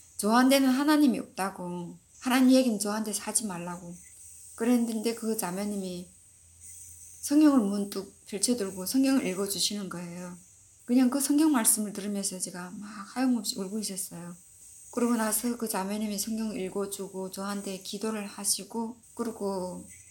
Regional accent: North Korea; moved away as an adult; now in United States; 내가 북한에서 온 사람이어서

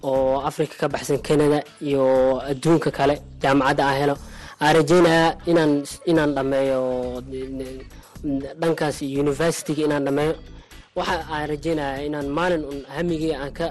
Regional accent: Mogadishu, Banaadir, Somalia; now in Dadaab, Kenya; waxaan ka imaaday muqdisho soomaaliya

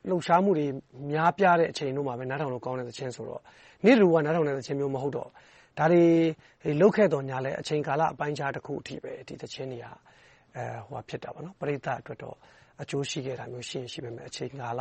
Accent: Myanmar; moved away

